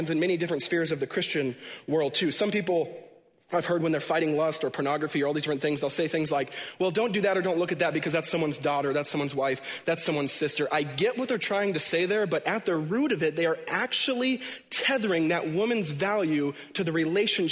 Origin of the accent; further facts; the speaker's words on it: Washington, United States; home where I was born and raised in Washington State